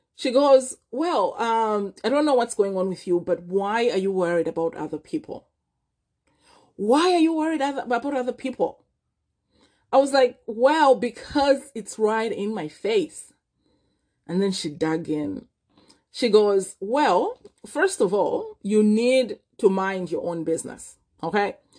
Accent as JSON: {"language": "English", "country": "Malawi", "tie": "born or raised there", "moved": "as an adult", "lives_now": "Vancouver, Canada", "said": "I was born and raised in Malawi"}